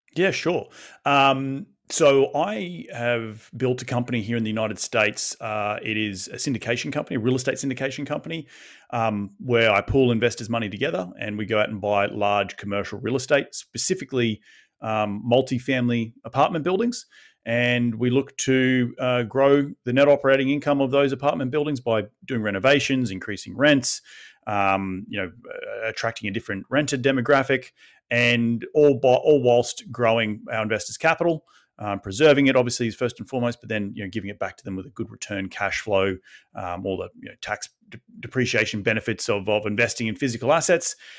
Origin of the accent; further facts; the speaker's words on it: Sunshine Coast, Queensland, Australia; I grew up on the Sunshine Coast